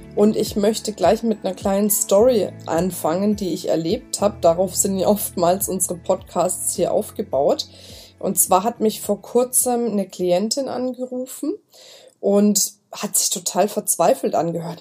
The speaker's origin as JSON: {"language": "German", "area": "Franconia", "region": "Bavaria", "country": "Germany", "accent": "Franconian", "said": "Ich bin Fränkin, muss ich sagen. Bei uns ist immer mit dem B und dem P. Wir vertauschen das immer."}